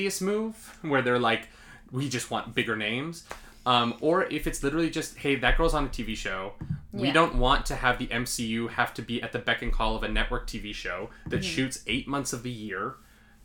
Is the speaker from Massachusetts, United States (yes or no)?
no; New York, United States; as a New Yorker